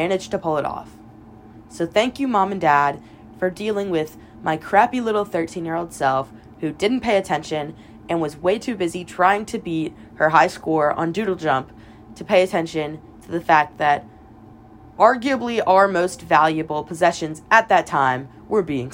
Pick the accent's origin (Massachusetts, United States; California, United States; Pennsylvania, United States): Pennsylvania, United States; moved away as an adult; now in Alabama, United States; I'm from Pennsylvania